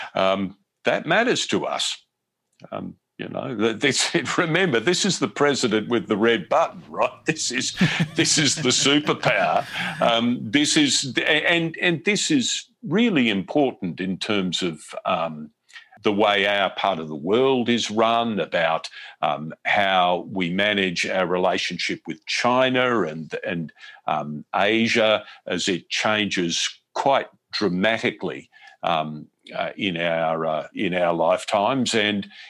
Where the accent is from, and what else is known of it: Australia; moved away as an adult; now in United States